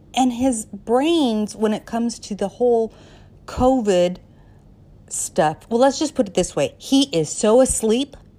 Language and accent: English; Colorado, United States; moved away; also born or lived in Southern California; a girl who was born and raised in Colorado.